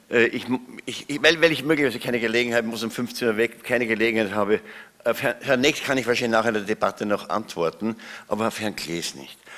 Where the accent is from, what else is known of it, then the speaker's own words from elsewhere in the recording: Austria; Ähm, das Zweite ist, ich bin Österreicher.